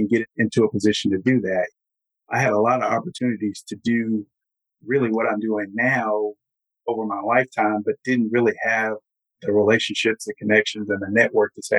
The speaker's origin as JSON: {"language": "English", "town": "Huntsville", "region": "Alabama", "country": "United States", "tie": "born or raised there", "also_born_or_lived": "Jackson County, Alabama", "said": "I was born in Jackson County and grew up in Huntsville, Alabama, the Space Center"}